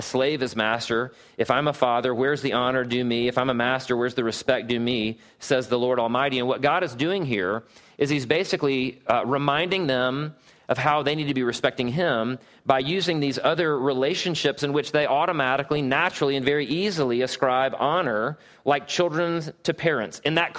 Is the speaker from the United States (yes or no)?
yes; Southeast, United States; I had always thought that my whole respect and honor thing grew out of the fact that I was from the Southeast.